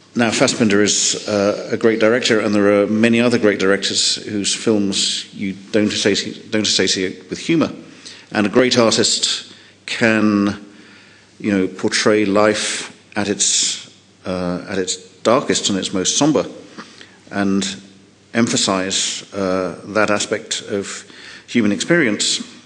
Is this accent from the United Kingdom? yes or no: yes; United Kingdom; as a Brit